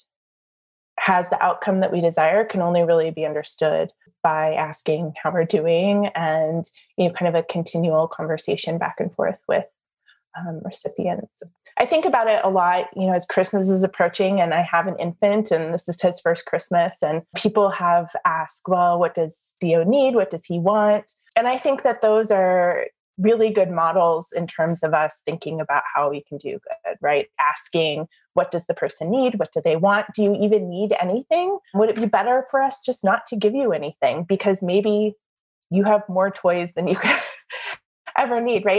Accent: Southern California, United States; moved away as an adult; also born or lived in Chicago; now in Oklahoma, United States; growing up in Southern California

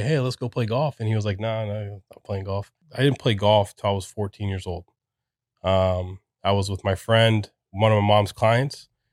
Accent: Casselberry, Florida, United States; also born or lived in Puerto Rico; Grew up here in Orlando, uh, in Castleberry, so not too far from here

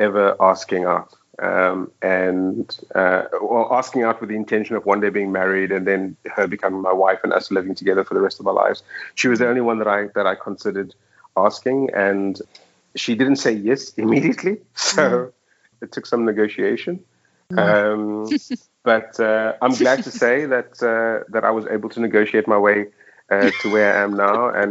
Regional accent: Cape Town, Western Cape, South Africa; moved away as an adult; also born or lived in Johannesburg, South Africa; now in Dubai, United Arab Emirates; we're both from Cape Town.

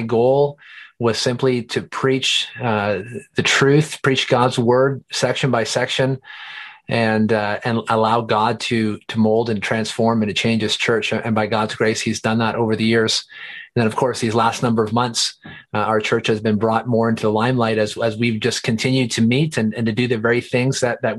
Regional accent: Eastern Ontario, Canada; moved away as an adult; now in Calgary, Canada; I grew up in Eastern Ontario, here in Canada, and then actually came out to Calgary in 2004

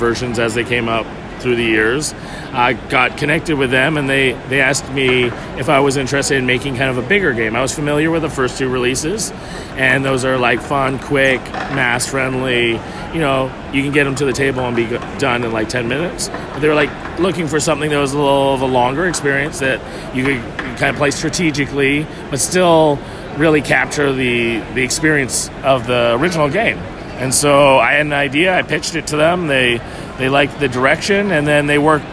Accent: Canada; I'm actually from Canada

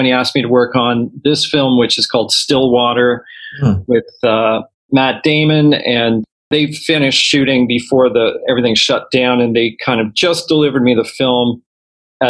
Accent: Toronto, Ontario, Canada; I grew up in Toronto.

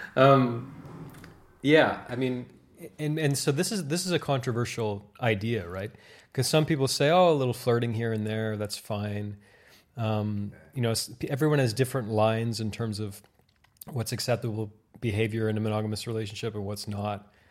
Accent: Canada; I am Canadian after all

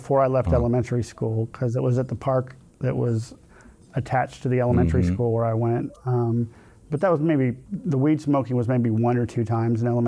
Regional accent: Houston, Texas, United States; I grew up in Sharpstown, so I lived, you know, a 10-minute walk from Sharpstown Mall

